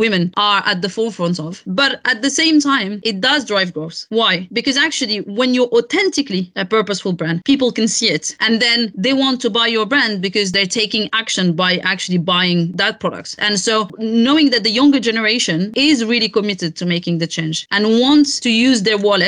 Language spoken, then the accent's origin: English; Morocco; moved away; Morocco, which is my home country